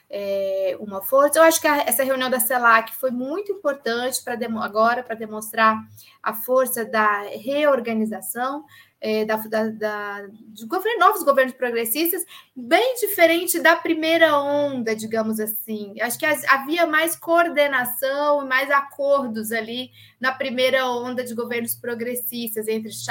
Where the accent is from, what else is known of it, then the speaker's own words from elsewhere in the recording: Russia; não sei se é porque eu sou russa, mas, por exemplo, a Crimeia, desde o século XVIII, é russa